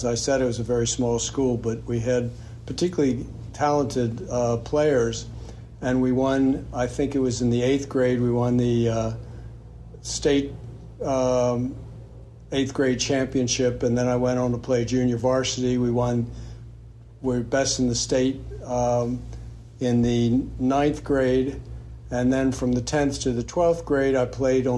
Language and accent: English; Baltimore, Maryland, United States; moved away as an adult; also born or lived in Hartford / New York; I wanted to get out of my hometown, Baltimore